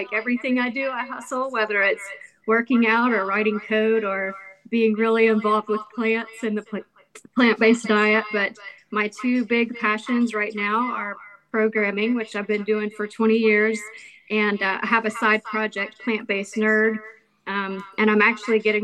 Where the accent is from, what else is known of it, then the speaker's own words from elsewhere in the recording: Oceana, West Virginia, United States; also born or lived in Beckley, West Virginia / Florida; I was born in Beckley and raised in Oceana